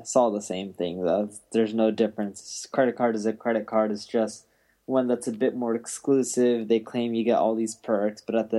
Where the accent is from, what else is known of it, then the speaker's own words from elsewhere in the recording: California, United States; also born or lived in London, United Kingdom; So I was born in London, England. And when I was like around 1 or 2 years old, my parents moved to Orange County, California.